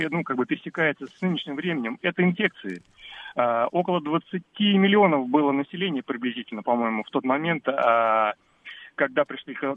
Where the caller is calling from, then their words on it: Moscow, Russia; я из Москвы.